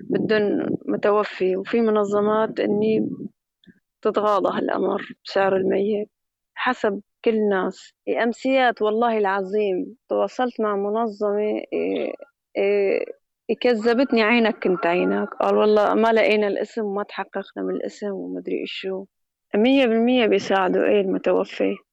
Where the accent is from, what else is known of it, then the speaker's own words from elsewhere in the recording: Aleppo, Aleppo Governorate, Syria; now in Idlib, Syria; يعني نزحنا نحن من حلب لهون على إدلب ريف إدلب